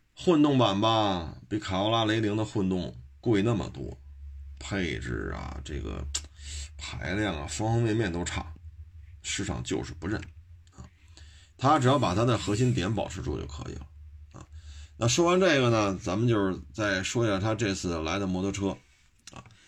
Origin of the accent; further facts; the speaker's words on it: China; 我作为一个中国人来讲